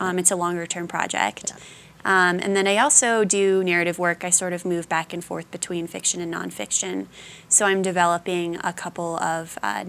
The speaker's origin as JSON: {"language": "English", "town": "Denver", "region": "Colorado", "country": "United States", "tie": "born or raised there", "moved": "yes", "said": "I grew up in Colorado, so I know the area."}